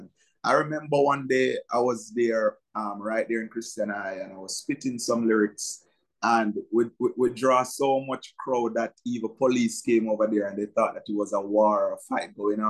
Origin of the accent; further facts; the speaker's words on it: Trelawny, Jamaica; moved away as an adult; now in Portmore, Jamaica; I was born and raised in the cool parish of Chilani. That's the Yam parish.